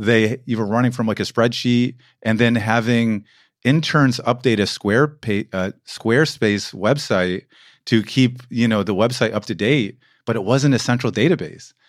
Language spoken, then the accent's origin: English; United States; moved away as an adult; now in Berlin, Germany